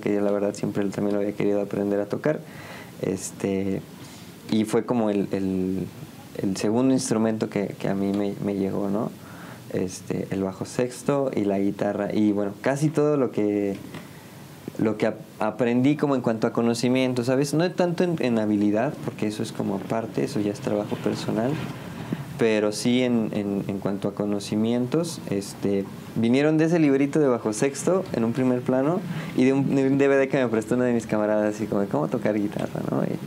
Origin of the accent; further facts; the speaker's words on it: San Juan, Mexico; also born or lived in Ciudad Victoria, Tamaulipas; yo soy originario, originalmente, valga la redundancia, de Ciudad Victoria, Tamaulipas pero me vine a vivir aquí a San Juan desde los cinco